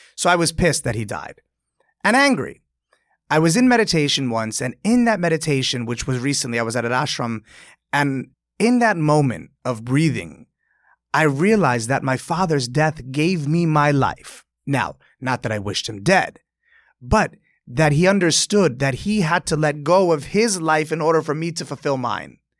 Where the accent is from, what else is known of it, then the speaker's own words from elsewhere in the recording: New York, United States; growing up in Delmonico's